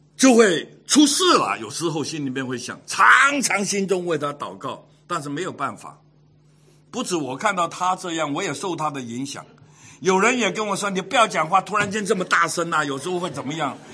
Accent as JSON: {"language": "Chinese", "country": "Hong Kong", "tie": "born or raised there", "said": "从 小在香港长大，十二三岁的时候就出来鬼混"}